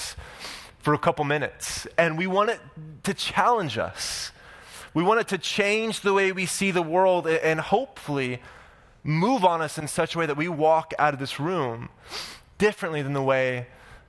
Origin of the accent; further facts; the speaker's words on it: Oklahoma, United States; now in Orange County, United States; I'm from Oklahoma